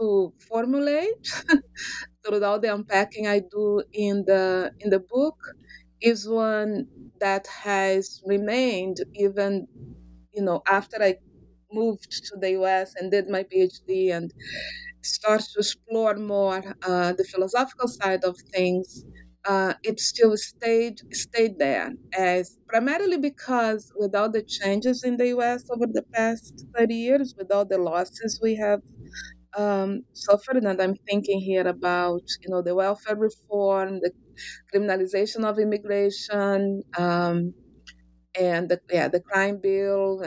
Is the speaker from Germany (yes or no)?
no; Rio de Janeiro, Brazil; moved away as an adult; I am originally from Brazil, from Rio de Janeiro.